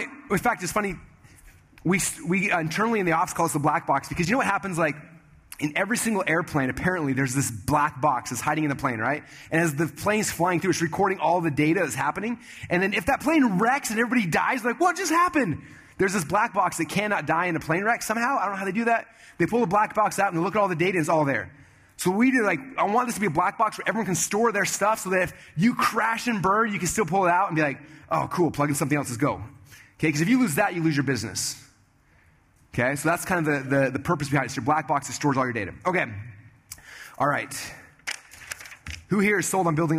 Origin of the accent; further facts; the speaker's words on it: Sandy, Utah, United States; I grew up in Sandy, Utah, so we hung out with people in Sandy, Utah